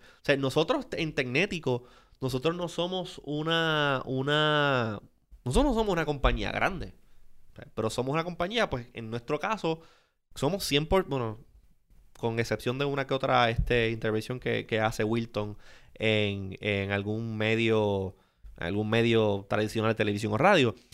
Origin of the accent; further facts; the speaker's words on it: Puerto Rico; Puerto Rico es, estamos, O sea, somos parte de la Unión Americana